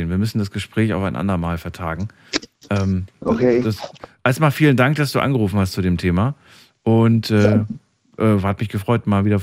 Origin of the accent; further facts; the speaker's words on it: Baden-Württemberg, Germany; ich bin aus Kreis Freudenstadt.